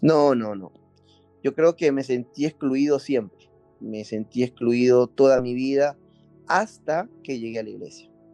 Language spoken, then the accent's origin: Spanish; Peru; moved away as an adult; now in Mexico; salimos de Perú ah, y estamos eh, viviendo la aventura del llamado de Dios aquí en México